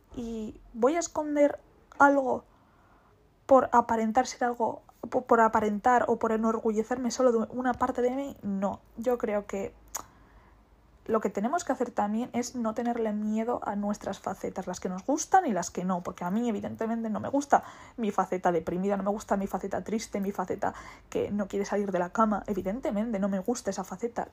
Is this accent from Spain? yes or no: yes; Basque Country, Spain; soy vasca